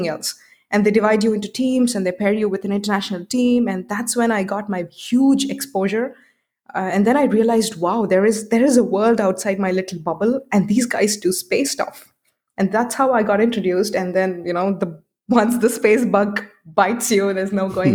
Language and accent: English; Hyderabad, Telangana, India; I chose my center in Hyderabad, in my hometown